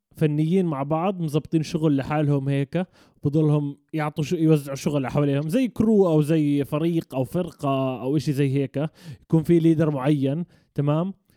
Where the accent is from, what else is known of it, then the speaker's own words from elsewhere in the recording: Jordan; كشعب اردني احنا بنعرف نقلد اللهجه المصريه بس هم ما بيعرفوا شو اللهجه تبعتنا